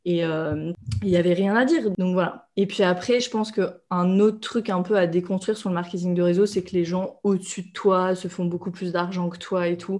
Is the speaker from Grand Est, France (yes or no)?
yes; Reims, Grand Est, France; moved away; also born or lived in India; à Reims, là où j'ai grandi